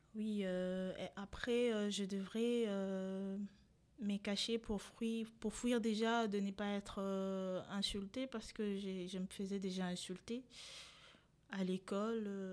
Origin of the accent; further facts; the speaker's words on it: DR Congo; born or raised there; moved away as an adult; also born or lived in Rwanda; now in France